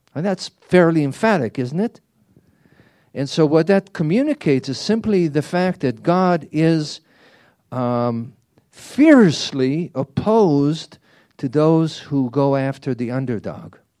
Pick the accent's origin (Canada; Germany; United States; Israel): Israel; moved away; as a child growing up in Israel